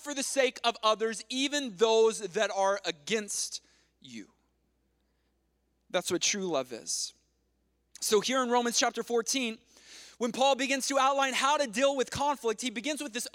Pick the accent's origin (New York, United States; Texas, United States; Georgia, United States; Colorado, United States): Texas, United States; moved away; I'm from Texas